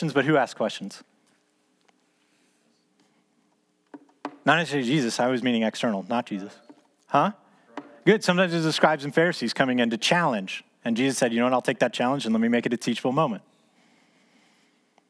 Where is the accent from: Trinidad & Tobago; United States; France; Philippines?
United States; Dallas, Texas; as a kid growing up in Dallas